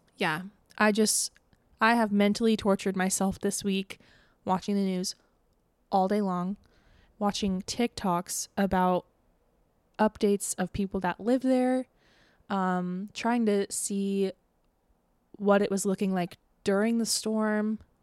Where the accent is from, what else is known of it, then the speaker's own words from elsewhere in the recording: Tampa, Florida, United States; moved away; my hometown